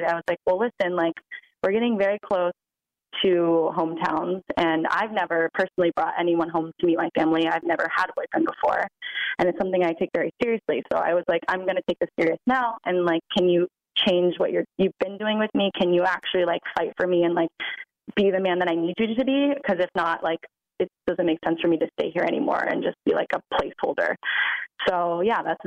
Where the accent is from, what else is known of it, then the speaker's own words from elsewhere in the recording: Virginia Beach, Virginia, United States; moved away as an adult; also born or lived in New York; I'm from Virginia Beach. I grew up there.